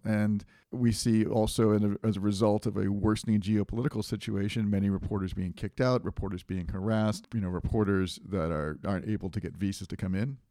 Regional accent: New England, United States; I grew up in New England

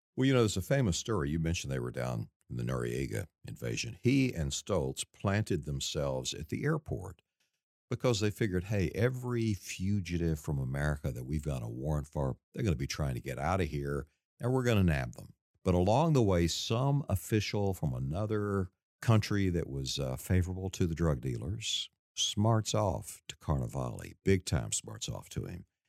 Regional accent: East Texas, United States; moved away as an adult; I'm from East Texas

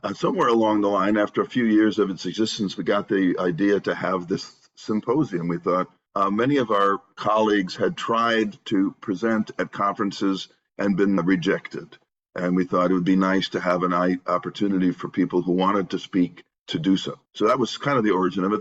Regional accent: Northville, Michigan, United States; also born or lived in Santa Barbara, California; my hometown of Northville, Michigan

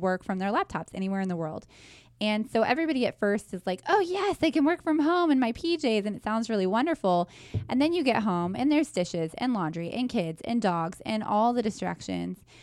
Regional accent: Wichita, Kansas, United States; I was born and raised in Wichita

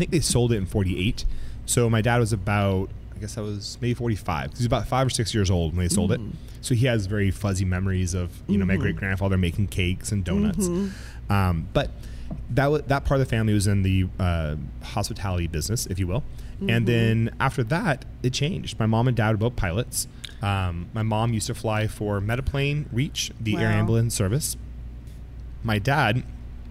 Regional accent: Geyserville, California, United States; also born or lived in Healdsburg, California; I grew up here in Healdsburg. I was actually born in Healdsburg. Oh. So I grew up in Geyserville

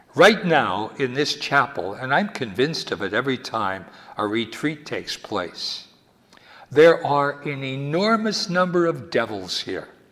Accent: Wilkes-Barre, Pennsylvania, United States; when I was a little boy growing up in Wilkes-Barre, Pennsylvania

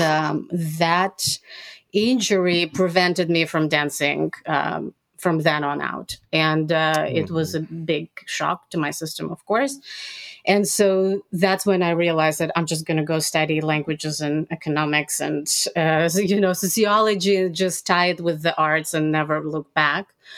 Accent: Odesa, Odesa Oblast, Ukraine; moved away; also born or lived in Israel; I was born and raised in USSR uh, which is now Ukraine

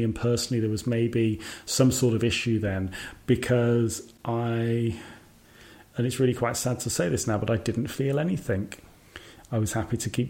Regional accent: Birmingham, West Midlands, United Kingdom; moved away as an adult; also born or lived in Scotland; I applied for another job in my hometown, Birmingham

